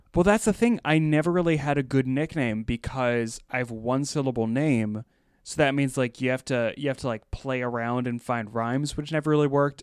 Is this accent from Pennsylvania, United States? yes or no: yes; Pennsylvania, United States; I grew up in Pennsylvania